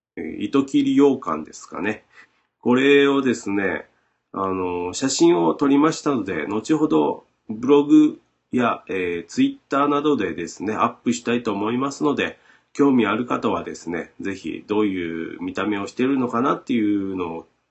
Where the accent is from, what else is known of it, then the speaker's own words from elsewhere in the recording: Shimabara, Nagasaki, Japan; accent: Shimabara dialect; ずっと喋ってます僕らの島原弁